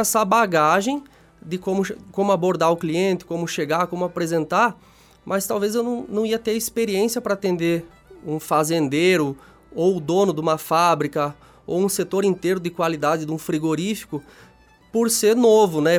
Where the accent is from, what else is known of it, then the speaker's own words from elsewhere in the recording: Xanxerê, Santa Catarina, Brazil; eu sou natural de Xanxerê, é uma cidade pertinho daqui, dá uns 40 quilômetros.